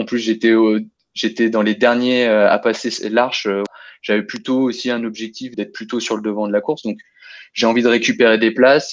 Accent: Lyon region, Auvergne-Rhône-Alpes, France; moved away as an adult; now in Lille, France; j'ai passé toute mon enfance dans la région lyonnaise

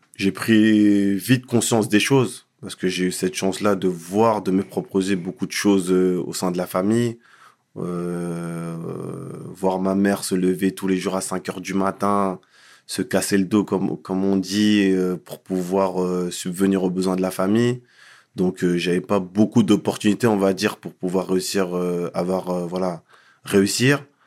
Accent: Paris, Île-de-France, France; also born or lived in Mont-Saint-Aignan; Mes parents sont venus euh, très rapidement dans la région parisienne et j'ai grandi dans le, dans le 19e arrondissement

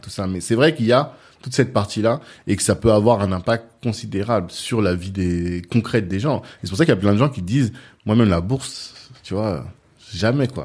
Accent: Central African Republic; moi je suis centrafricain

